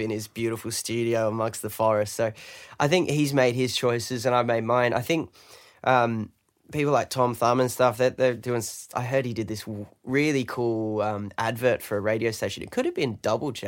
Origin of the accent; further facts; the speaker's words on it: London, United Kingdom; now in Australia; I'm British. I'm from London